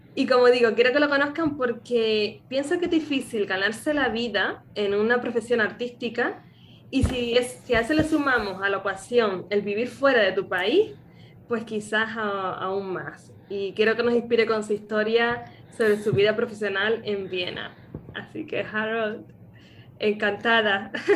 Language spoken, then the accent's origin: Spanish; Canary Islands, Spain; nacida en Canarias